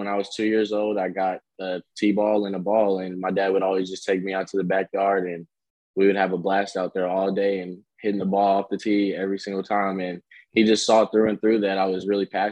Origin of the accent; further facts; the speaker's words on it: Louisville, Kentucky, United States; I'm from Louisville, Kentucky